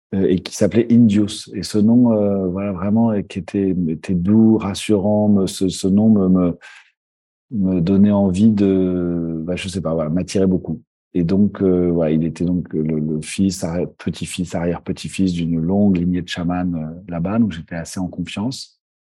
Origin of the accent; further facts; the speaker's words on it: Paris, Île-de-France, France; j'ai grandi en France, à Paris